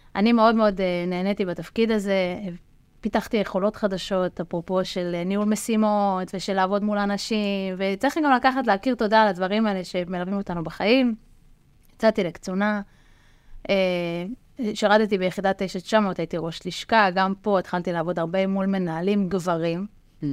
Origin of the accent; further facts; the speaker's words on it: Rishon LeZion, Central District, Israel; אני גדלתי וחונכתי בראשון לציון, גם היום אני גרה שם